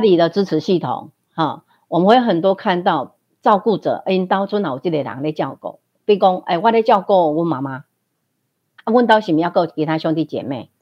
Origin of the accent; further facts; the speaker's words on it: Fenyuan Township, Changhua County, Taiwan; moved away as an adult; 回自己的家乡